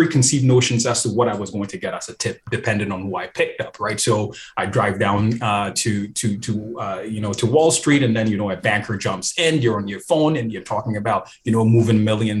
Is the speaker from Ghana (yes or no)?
yes; Ghana; moved away; also born or lived in New York City; here I am from Ghana, where tipping is not something that people